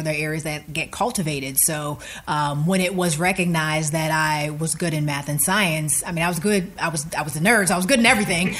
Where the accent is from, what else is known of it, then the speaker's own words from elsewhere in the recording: Rankin, Pennsylvania, United States; moved away as an adult; I'm from a small borough right outside of the city of Pittsburgh called Rankin, Pennsylvania